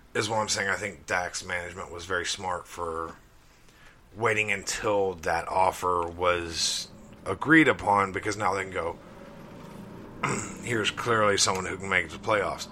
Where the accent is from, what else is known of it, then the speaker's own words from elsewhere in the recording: Crawford, Alabama, United States; my hometown, Crawford, Alabama